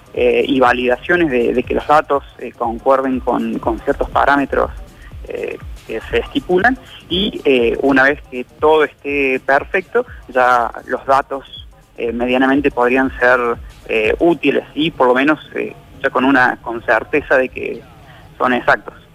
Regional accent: Villa Dolores, Córdoba, Argentina; Yo soy de Villa Dolores

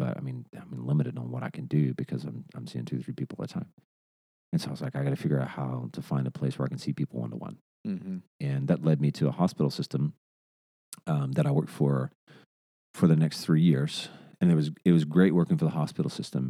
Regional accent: Arkansas, United States; moved away as an adult; also born or lived in Hendersonville, Tennessee; now in Nashville, United States; I'm from Arkansas originally. We moved to Nashville back in 2015.

